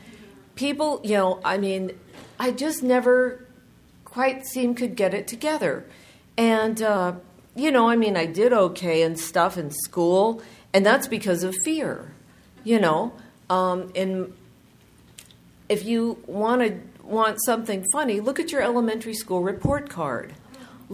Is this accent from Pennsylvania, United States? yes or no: no; Southern California, United States; I'm from Southern California, and we would go to the beach every summer